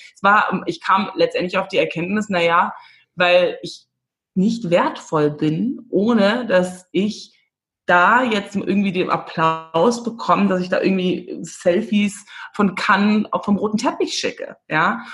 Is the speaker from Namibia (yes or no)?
yes; Windhoek, Khomas, Namibia; moved away; Ich komme aus Windhoek